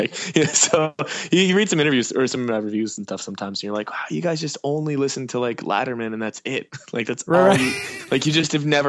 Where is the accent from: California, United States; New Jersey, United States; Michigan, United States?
New Jersey, United States; moved away as an adult; now in Philadelphia, United States; I was born in Philadelphia and moved to Jersey for up until I was 18, and then I moved back to Philly.